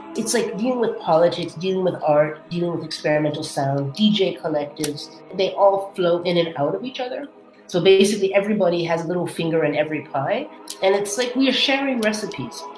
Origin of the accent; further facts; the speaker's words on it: United States; now in Germany; I'm American